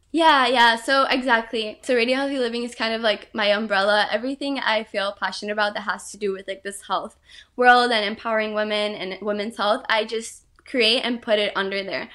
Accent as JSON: {"language": "English", "country": "Brazil", "tie": "born or raised there", "moved": "yes", "said": "I was really close to her growing up in Brazil"}